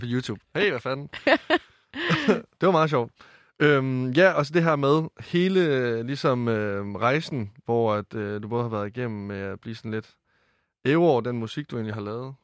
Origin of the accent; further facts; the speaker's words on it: Varde, Southern Denmark, Denmark; moved away; mange af dem, jeg gik i folkeskole med hjemme i Varde